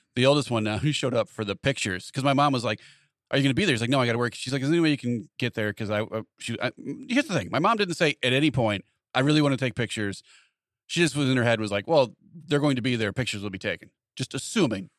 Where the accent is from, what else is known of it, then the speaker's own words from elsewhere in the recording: Wilmington, United States; we grew up with him in Wilmington